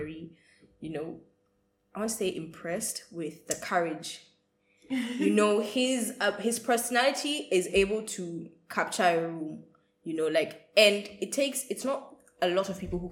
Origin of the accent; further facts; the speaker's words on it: Accra, Greater Accra, Ghana; I'm from Ghana. Yes, Accra baby.